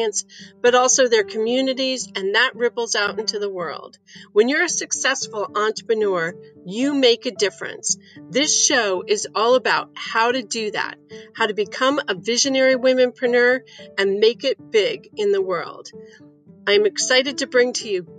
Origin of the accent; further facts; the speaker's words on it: Chicago, Illinois, United States; I was born in Chicago in a blizzard